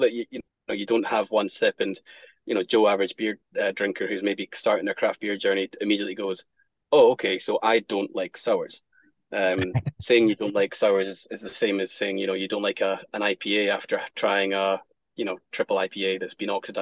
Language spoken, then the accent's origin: English; Scotland, United Kingdom; being Scottish, whiskey's in our blood